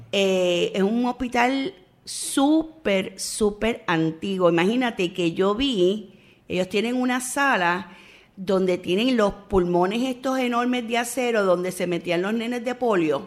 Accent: San Juan, Puerto Rico; yo soy oriunda de Río Piedra.

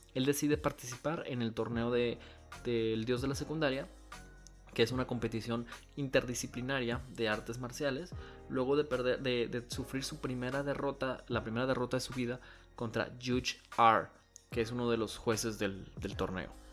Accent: Mexico; soy mexicano

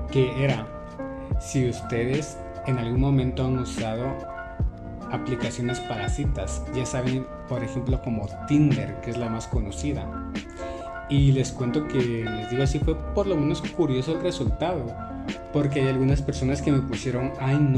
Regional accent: Guatemala; En Guatemala le decimos tirar casaca. Soy de Guatemala, por cierto, creo que no lo había dicho, pero pues.

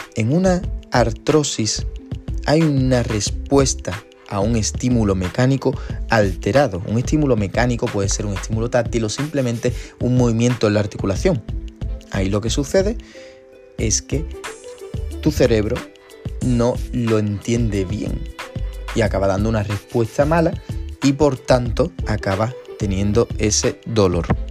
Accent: San Fernando, Andalusia, Spain; yo soy de San Fernando, que es una, una ciudad justo al ladito de Cádiz

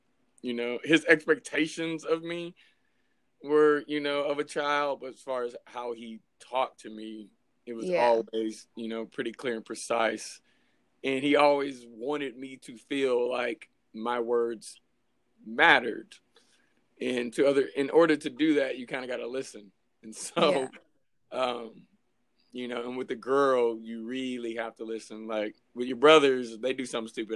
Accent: California, United States; I'm from California

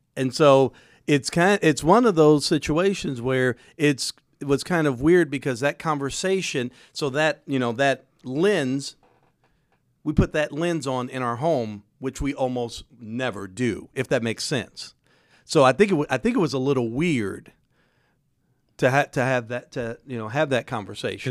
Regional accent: Indianapolis, Indiana, United States; I grew up on the east side, but I went to school on the south side, court order

